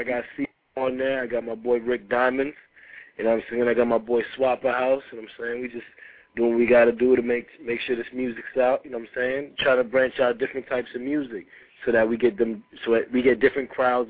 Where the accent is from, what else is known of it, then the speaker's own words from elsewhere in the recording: Rockland County, New York, United States; also born or lived in Haiti; Originally from Haiti, but I'm from Rockland County. You know what I'm saying? I do my thing in the 845.